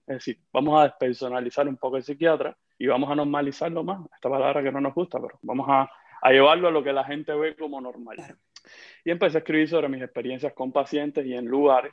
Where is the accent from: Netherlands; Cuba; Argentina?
Cuba; moved away as an adult; also born or lived in Haiti; yo salí de Cuba, ya, ya van a ser casi dos años